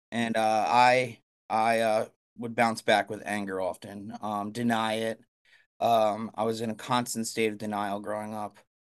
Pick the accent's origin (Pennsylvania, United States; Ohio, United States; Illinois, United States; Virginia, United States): Pennsylvania, United States; Blue Bell; I grew up in Bluebell, it's called. It's right outside of Philadelphia